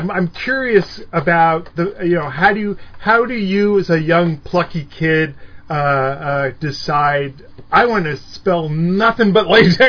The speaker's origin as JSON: {"language": "English", "town": "San Jose", "region": "California", "country": "United States", "tie": "born or raised there", "said": "I grew up in, like Almaden Fashion Plaza in San Jose."}